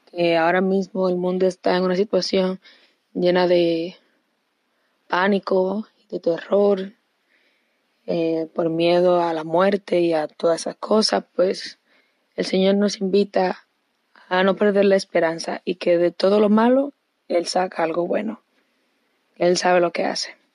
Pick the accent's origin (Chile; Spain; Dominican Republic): Dominican Republic; Santo Domingo, Distrito Nacional; tengo 21 años, soy virgen consagrada y vengo de Santo Domingo